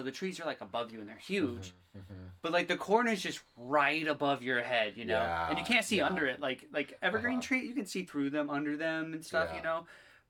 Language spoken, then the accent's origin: English; Olympia, Washington, United States; now in Fort Wayne, United States; I'm from Olympia, Washington, right? That's where I lived. I lived in Olympia, Washington, and then I moved here.